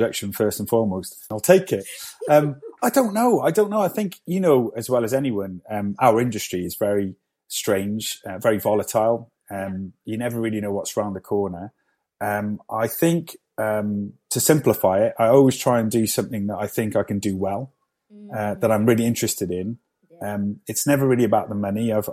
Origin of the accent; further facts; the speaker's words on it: Cardiff, Wales, United Kingdom; born and raised in Cardiff